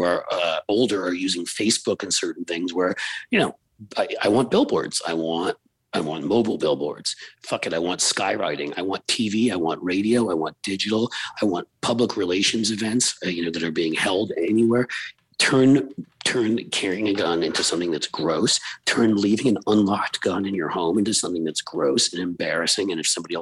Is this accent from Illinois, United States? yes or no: no; New York City, New York, United States; I grew up in New York City